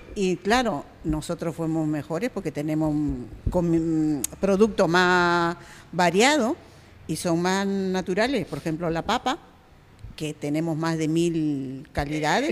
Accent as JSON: {"language": "Spanish", "country": "Peru", "moved": "yes", "lives_now": "Canary Islands, Spain"}